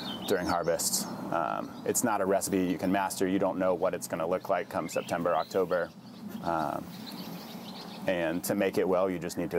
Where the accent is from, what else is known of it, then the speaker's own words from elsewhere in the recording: Oakland, California, United States; moved away as an adult; also born or lived in Eugene, Oregon / Portland, Oregon; now in Tillamook County, United States; born and raised in Oakland, California